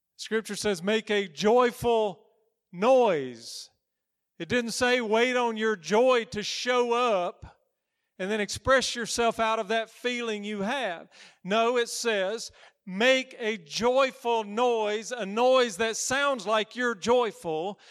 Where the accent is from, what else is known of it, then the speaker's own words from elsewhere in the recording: United States; I'm American